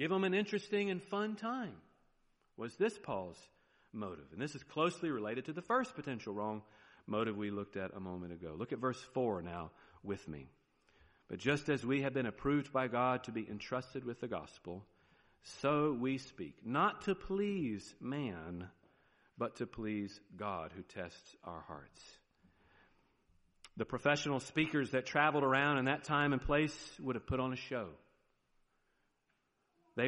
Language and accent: English; the South, United States; accent: southern; there's my southern accent